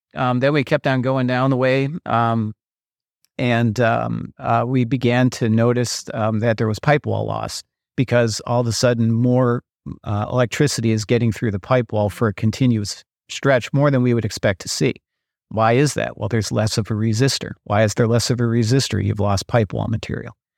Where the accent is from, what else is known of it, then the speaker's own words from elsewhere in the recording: Minnesota, United States; I'm from Minnesota.